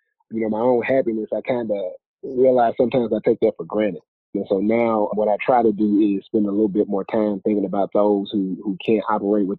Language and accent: English; Jackson, Mississippi, United States; moved away as an adult; now in Atlanta, United States; Born and raised in Jackson, Mississippi. Moved out here to Atlanta